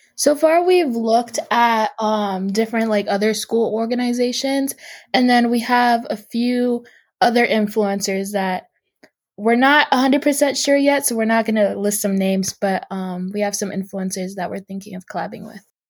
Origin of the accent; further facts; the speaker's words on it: Seattle, Washington, United States; I'm from Seattle, Washington